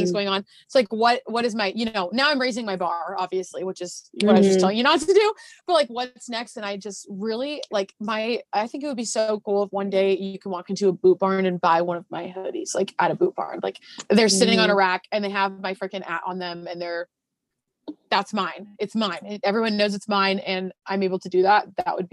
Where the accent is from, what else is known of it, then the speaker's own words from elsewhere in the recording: Arizona, United States; I grew up in Arizona